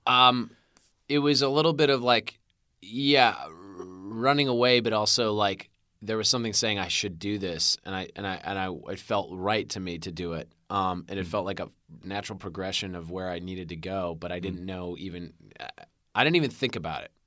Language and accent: English; Winnetka, Illinois, United States; also born or lived in Chicago, Illinois; I was raised in Winnetka, Illinois